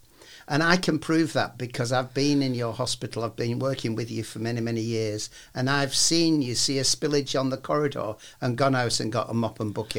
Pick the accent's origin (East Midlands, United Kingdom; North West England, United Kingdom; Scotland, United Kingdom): North West England, United Kingdom; Wigan; I come from Wigan.